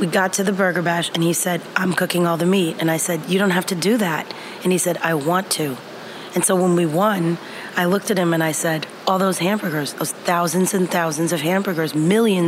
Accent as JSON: {"language": "English", "country": "United States", "also_born_or_lived": "France", "moved": "yes", "said": "being American in a French kitchen"}